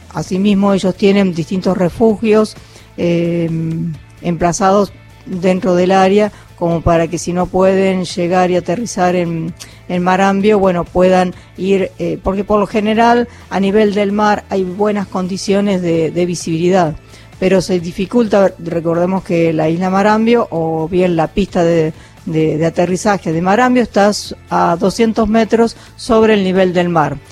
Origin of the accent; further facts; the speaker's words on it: 25 de Mayo, Buenos Aires Province, Argentina; now in Tandil, Argentina; yo vivo en la localidad de Tandil, pero soy eh, también bonaerense del, eh, de la ciudad de 25 de mayo